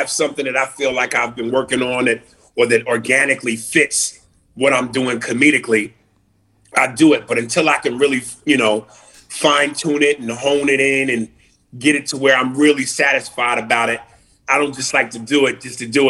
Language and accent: English; New York City, New York, United States; also born or lived in Chicago, Illinois, United States; I was born on the south side of Chicago, Cook Hospital. But I left when I was a baby. So I really grew up in New York, and New York City was like my stomping grounds.